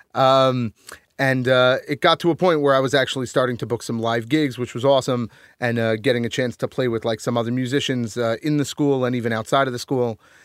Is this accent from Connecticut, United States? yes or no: yes; Connecticut, United States; moved away as an adult; also born or lived in Rhode Island; now in New York, United States; I grew up in Connecticut, so, like, I live in New York now